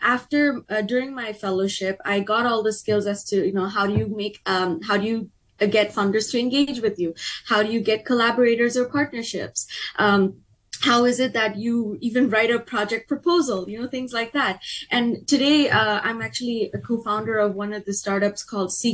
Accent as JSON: {"language": "English", "country": "Hong Kong", "tie": "born or raised there", "said": "I was born and raised in Hong Kong. I'm first generation Bangladeshi"}